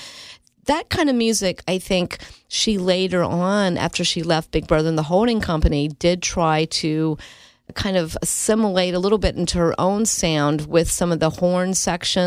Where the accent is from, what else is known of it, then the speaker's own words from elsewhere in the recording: North Carolina, United States; growing up in North Carolina